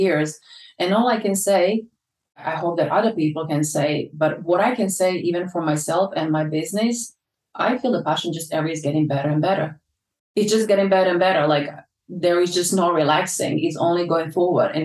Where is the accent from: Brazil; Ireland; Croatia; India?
Croatia; also born or lived in London, United Kingdom; now in Ibiza, Spain; I lived through that in my hometown in 1991